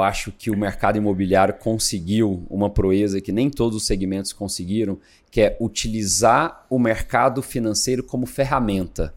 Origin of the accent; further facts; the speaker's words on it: Goiânia, Goiás, Brazil; moved away as an adult; now in São Paulo, Brazil; eu sou natural de Goiânia, né? E em 2001 eu vim para São Paulo. Eu vim para fazer faculdade